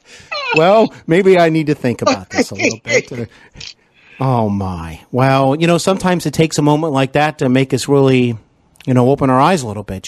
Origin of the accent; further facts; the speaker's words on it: Cincinnati, Ohio, United States; also born or lived in Los Angeles; I'm here in actually Cincinnati, Ohio, my hometown at the moment. But I used to live in Los Angeles and work and study out there.